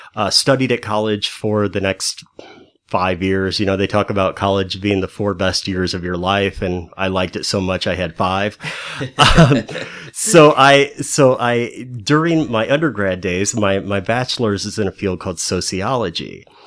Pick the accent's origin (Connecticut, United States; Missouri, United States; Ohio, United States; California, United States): Missouri, United States; High Hill; also born or lived in St. Louis, Missouri; my hometown is a little wide spot in the road called High Hill, Missouri, about an hour outside of Saint Louis